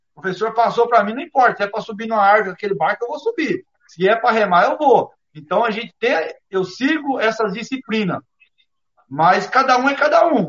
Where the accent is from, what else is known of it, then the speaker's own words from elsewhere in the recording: Brazil; todos nós brasileiros